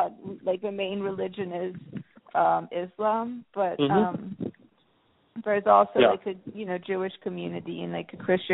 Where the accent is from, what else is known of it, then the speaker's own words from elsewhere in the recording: Istanbul, Turkey; moved away; I'm from Istanbul, Turkey. Turkey. Yes, lived there most of my life. And it's a huge city. It's like, I think, 16 million people live in Istanbul, and it keeps on growing